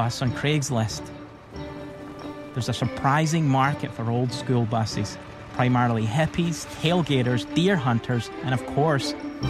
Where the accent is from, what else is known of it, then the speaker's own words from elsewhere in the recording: Scotland, United Kingdom; as a Christian homeschool dad born and raised in Scotland